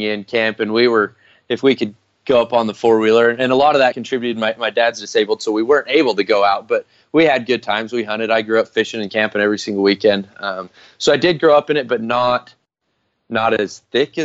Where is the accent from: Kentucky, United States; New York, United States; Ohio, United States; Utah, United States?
Utah, United States; I grew up here in Utah